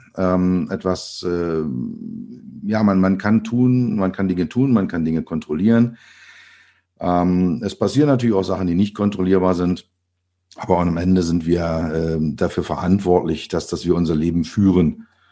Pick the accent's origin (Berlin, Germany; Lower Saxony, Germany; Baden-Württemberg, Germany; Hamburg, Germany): Berlin, Germany; ich bin geboren in Berlin. Man hört es immer noch, wenn ich rede